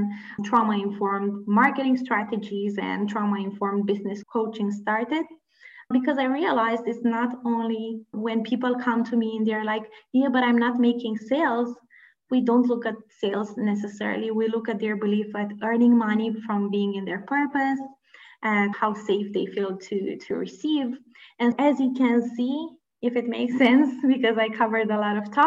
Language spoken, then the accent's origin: English; Romania; I come from Romania. I was born and raised in Romania, which is a previous communist country.